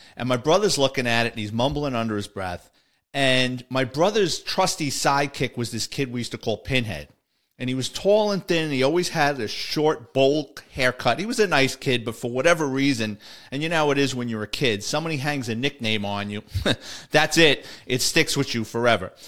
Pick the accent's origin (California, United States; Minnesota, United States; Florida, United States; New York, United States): New York, United States; New York City; my listeners in the Bronx, that's my hometown